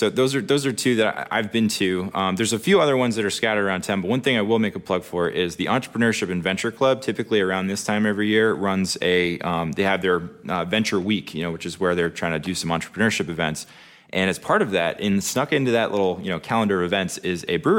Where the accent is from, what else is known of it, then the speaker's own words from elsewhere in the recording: Boston, Massachusetts, United States; moved away; I grew up in Boston, Mass.